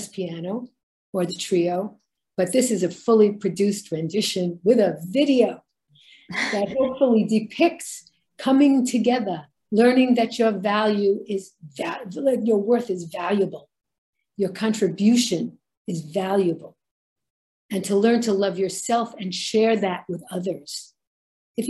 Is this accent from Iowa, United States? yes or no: no; New York City, New York, United States; growing up in Brooklyn, it was such a melting pot